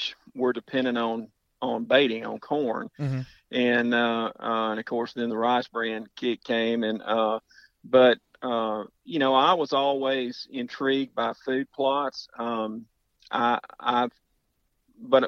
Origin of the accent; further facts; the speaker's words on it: Houston, Texas, United States; moved away as an adult; also born or lived in Urania, Louisiana; now in Louisiana, United States; I was born and raised in Houston